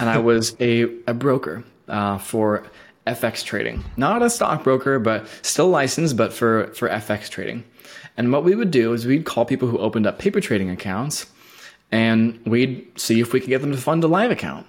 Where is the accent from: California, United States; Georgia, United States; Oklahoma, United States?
California, United States; Bay Area; moved away as an adult; also born or lived in San Francisco; now in Portland, United States; I was born and raised in Berlin Game, so I, I'm a native of the Bay Area